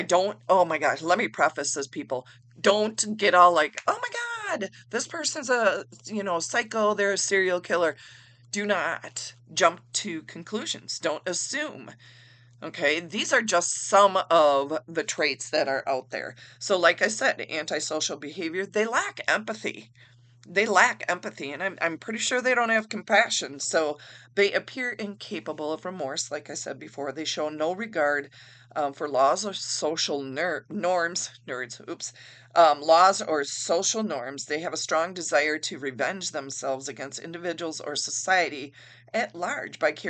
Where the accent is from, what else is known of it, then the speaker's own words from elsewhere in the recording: Wisconsin, United States; I am from Wisconsin in the United States